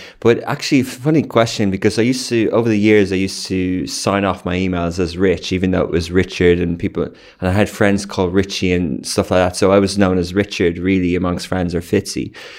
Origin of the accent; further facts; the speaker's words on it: Ireland; moved away as an adult; now in United Arab Emirates; Okay, so I grew up in 1980s in Ireland. I went to university in Dublin, UCD.